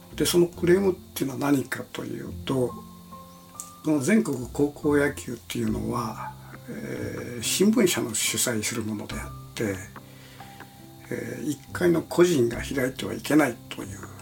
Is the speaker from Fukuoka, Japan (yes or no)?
yes; Kitakyushu, Fukuoka, Japan; now in Tokyo, Japan; 私の故郷である門司港